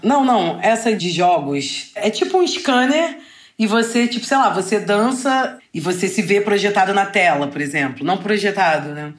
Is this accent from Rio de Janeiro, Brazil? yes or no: yes; Rio de Janeiro, Brazil; eu sou carioca